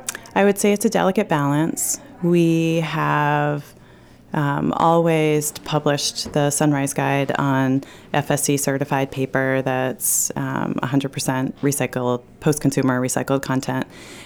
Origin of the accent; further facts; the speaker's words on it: Northampton, Massachusetts, United States; I was raised by hippies in Western Massachusetts in the 70s. You know, we lived in Northampton, Mass.